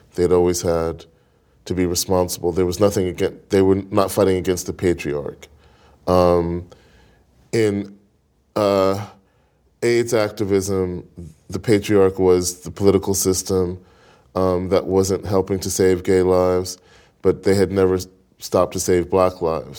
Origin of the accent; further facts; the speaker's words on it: New York City, New York, United States; I grew up in Brooklyn